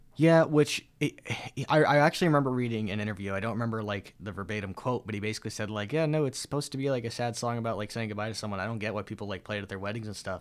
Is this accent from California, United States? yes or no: yes; Antioch, California, United States; moved away; back home, I'm from, I'm from Antioch, little town in the East San Francisco Bay Area.